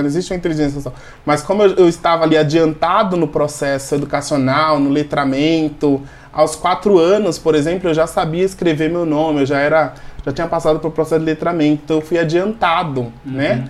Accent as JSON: {"language": "Portuguese", "region": "interior of Sergipe", "country": "Brazil", "tie": "born or raised there", "moved": "yes", "lives_now": "Jundiaí, Brazil", "said": "eu sou nordestino, nasci no interior de Sergipe"}